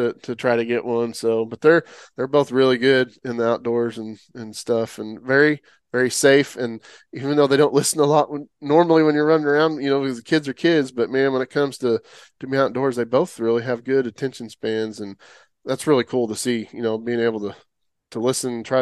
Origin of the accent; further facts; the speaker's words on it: Oklahoma, United States; now in Texas, United States; I grew up in Oklahoma originally